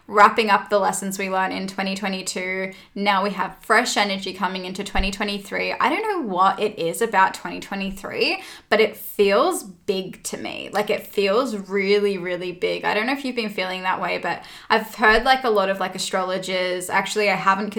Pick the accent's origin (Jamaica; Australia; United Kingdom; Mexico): Australia; we're Australian